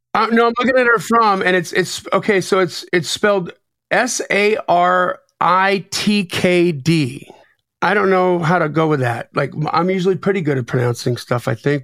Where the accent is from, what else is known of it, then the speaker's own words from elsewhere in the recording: Delavan, Wisconsin, United States; I grew up in Lake Geneva. Oh. Well, actually, Delavan, Wisconsin, right next door to Lake Geneva